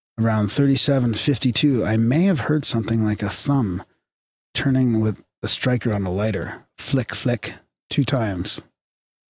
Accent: Canada; we're polite Canadian boys

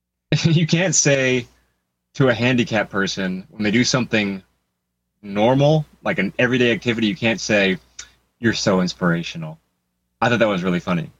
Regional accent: Los Angeles, California, United States; I grew up in Hollywood. I spent most of my life in L.A.

